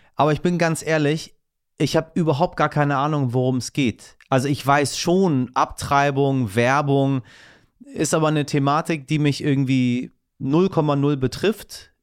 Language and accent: German; Iran; now in Germany; im Iran, ja, in meinem Heimatland